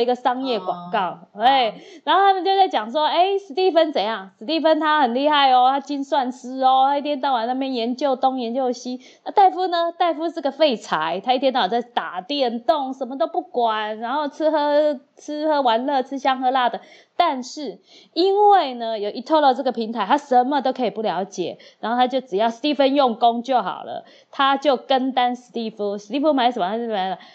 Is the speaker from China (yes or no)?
no; Taiwan; 我就是台湾人嘛